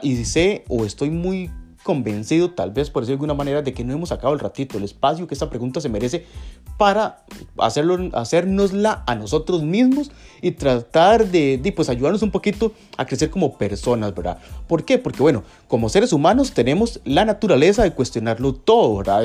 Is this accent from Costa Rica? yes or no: yes; Costa Rica; aquí en Costa Rica, en mi país